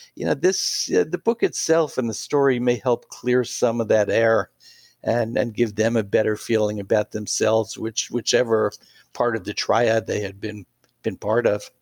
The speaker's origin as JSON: {"language": "English", "town": "New York City", "region": "New York", "country": "United States", "tie": "born or raised there", "also_born_or_lived": "Atascocita, Texas / Pittsburgh", "moved": "as an adult", "said": "I grew up in New York City"}